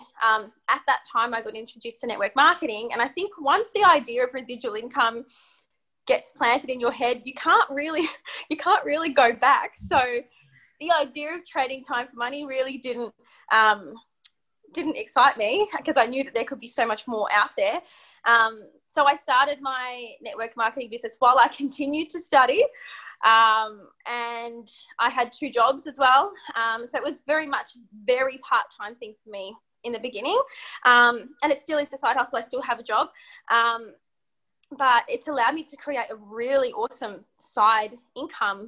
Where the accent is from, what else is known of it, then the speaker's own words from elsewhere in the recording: Melbourne, Victoria, Australia; I grew up in Melbourne